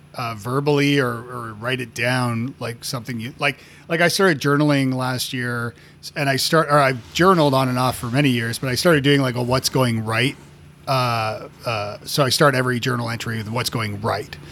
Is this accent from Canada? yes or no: yes; Canada; moved away as an adult; now in United States; as a, as a Canadian, yeah, yeah, you know, 'cause I've, I've lived in the States now for, uh, gosh, fifteen years